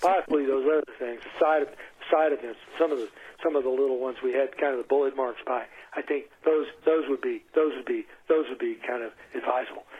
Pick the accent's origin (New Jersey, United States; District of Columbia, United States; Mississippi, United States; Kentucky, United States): Kentucky, United States; I was born in Kentucky in nineteen forty-three